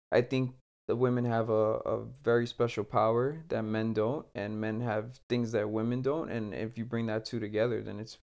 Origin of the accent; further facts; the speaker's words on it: Puerto Rico; I come from Puerto Rico